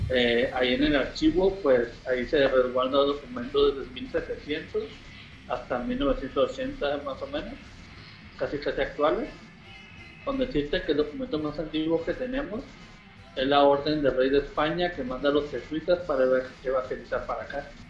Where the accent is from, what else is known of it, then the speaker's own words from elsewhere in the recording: Baja California Sur, Mexico; Muchas veces cuando voy, de viaje me dicen, ah, eres de Baja California Sur y, y ocupo pasaporte para ir para allá. Y digo, no, somos de México